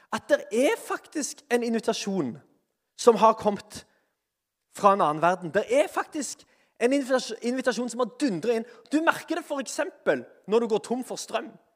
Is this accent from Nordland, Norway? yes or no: no; Sandnes, Rogaland, Norway; jeg er iallfall fra Sandnes